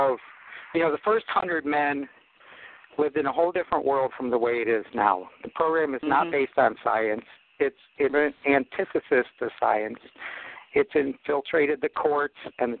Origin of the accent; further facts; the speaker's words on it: Akron, Ohio, United States; I'm from Akron, Ohio, home of AA.